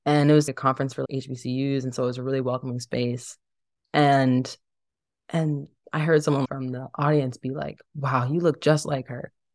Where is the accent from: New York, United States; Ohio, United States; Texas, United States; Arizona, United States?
Ohio, United States; Dayton; also born or lived in Cleveland, Ohio; growing up in Dayton